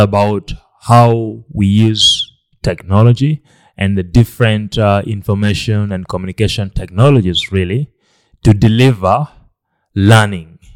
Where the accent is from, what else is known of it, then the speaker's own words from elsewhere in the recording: Lira, Northern Region, Uganda; was born in, in Uganda. I grew up here in Lera, in, uh, the northern part of Uganda.